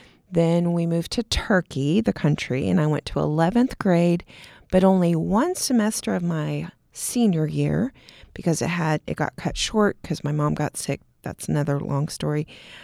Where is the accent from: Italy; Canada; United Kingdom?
Italy; born there; also born or lived in Texas / Kansas / Germany / Montana; So my dad was in the Air Force. I was born in Italy. Then we moved to Texas. Then my mom and I stayed in Kansas while my dad went to Vietnam. Then we moved to Germany.